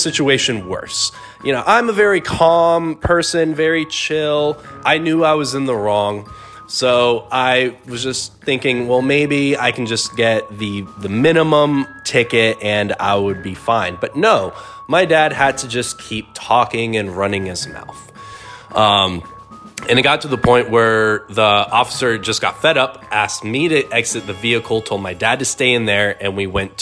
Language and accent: English; Tucson, Arizona, United States; I was born and raised in Tucson